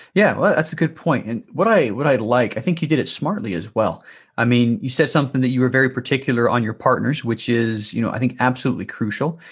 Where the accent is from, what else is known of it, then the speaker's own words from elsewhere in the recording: Salt Lake City, Utah, United States; I was born and raised in Salt Lake City